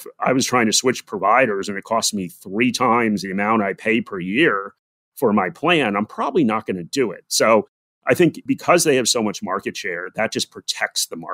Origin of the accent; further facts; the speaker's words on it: United States; moved away as an adult; now in Australia; So despite my accent, I am American. I am living in Australia right now.